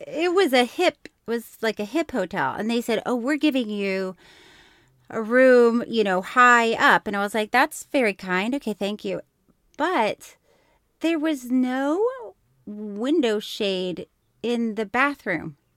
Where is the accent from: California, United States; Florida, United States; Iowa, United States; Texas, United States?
Florida, United States; I grew up with, in Florida